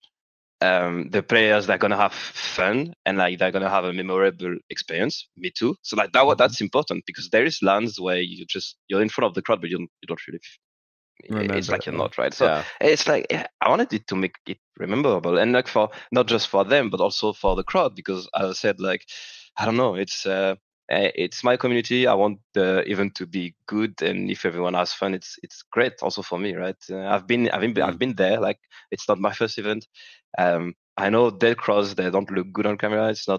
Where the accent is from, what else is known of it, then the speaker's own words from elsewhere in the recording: France; English is a second language; I'm still French